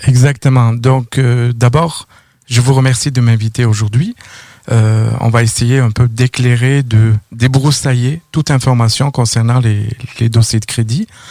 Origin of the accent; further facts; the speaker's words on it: near Toulouse, Occitania, France; moved away as an adult; also born or lived in Paris, France; now in Quebec, Canada; j'ai grandi dans le sud de la France, pas loin de Toulouse